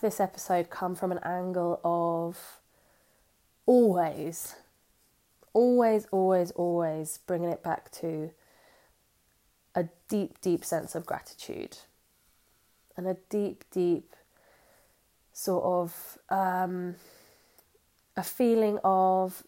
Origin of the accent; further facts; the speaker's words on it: Jersey; I'm from Jersey